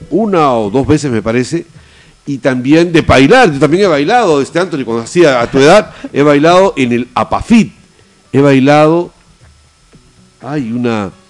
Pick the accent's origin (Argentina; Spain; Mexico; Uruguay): Argentina; Bueno, y no solamente en Puno, nosotros venimos de Argentina este, y en los carnavales de Jujuy, por ejemplo, hacen algo muy parecido.